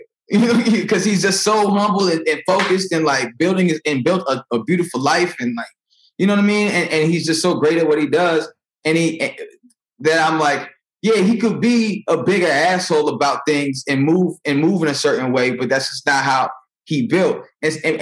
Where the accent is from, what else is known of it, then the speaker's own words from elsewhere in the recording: Naperville, Illinois, United States; also born or lived in Aurora, Illinois / St. Charles, Missouri; In Neuqua, in Naperville